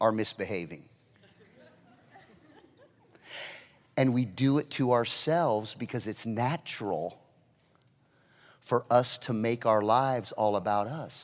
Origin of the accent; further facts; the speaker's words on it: California, United States; I'm obviously from California.